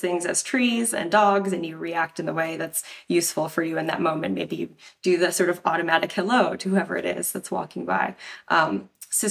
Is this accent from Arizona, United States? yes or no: yes; Tucson, Arizona, United States; So I'm originally from Tucson, Arizona.